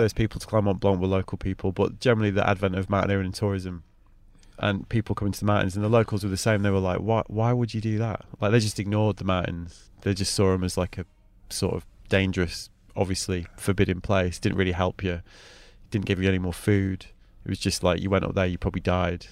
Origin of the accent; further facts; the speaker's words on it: Manchester, North West England, United Kingdom; me as a white kid growing up in Manchester